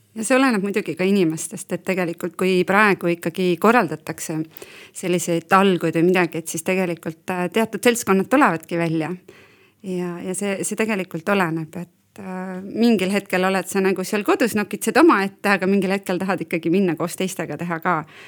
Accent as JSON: {"language": "Estonian", "region": "Valga County", "country": "Estonia", "moved": "yes", "lives_now": "Põltsamaa, Estonia", "said": "mina olen Valgamaalt siia sisse tulnud"}